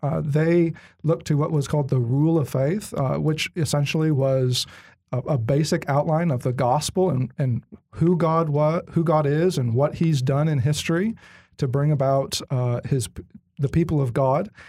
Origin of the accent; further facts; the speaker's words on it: Bay Area, Northern California, United States; moved away; I grew up in California, Northern California, Bay Area